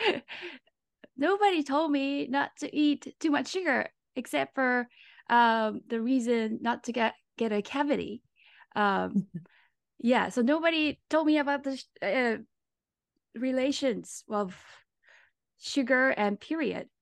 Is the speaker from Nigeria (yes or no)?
no; Japan; moved away as an adult; now in Los Angeles, United States; I'm from Japan, and right now I live in L